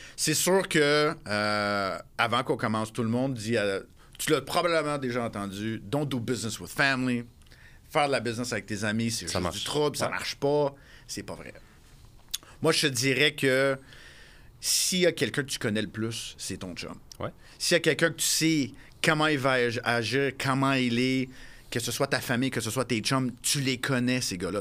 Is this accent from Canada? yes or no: yes; Montreal, Quebec, Canada; moved away as an adult; je suis revenu à Montréal, ma ville natale